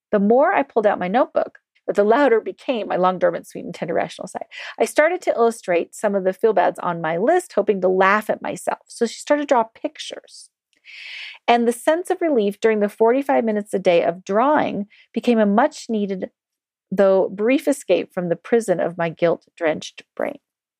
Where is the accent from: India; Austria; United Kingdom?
United Kingdom; England; After all, I was born and raised in the United Kingdom, where we apologize incessantly for everything except raping and pillaging other countries.